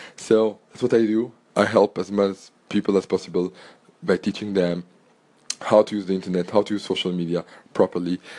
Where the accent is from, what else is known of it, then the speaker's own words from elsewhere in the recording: Antwerp, Flanders, Belgium; first language French; English is a second language; I was born in Belgium, born and grew up in Antwerp, Belgium